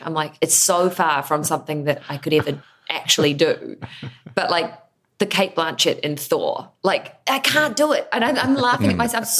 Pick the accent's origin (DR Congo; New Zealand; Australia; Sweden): New Zealand; I am an actor from New Zealand